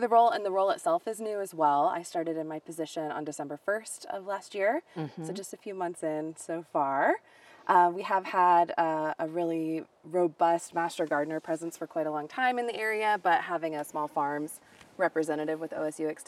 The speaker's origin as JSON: {"language": "English", "town": "Seattle", "region": "Washington", "country": "United States", "tie": "born or raised there", "moved": "yes", "lives_now": "Oregon, United States", "said": "I grew up in the Northwest. I grew up in the Seattle area, but I've moved quite a lot of times since then"}